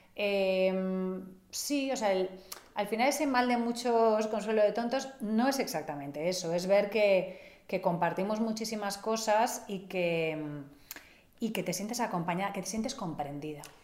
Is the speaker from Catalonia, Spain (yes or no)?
yes; Catalonia, Spain; yo soy catalana, es otra cuestión, no soy vasca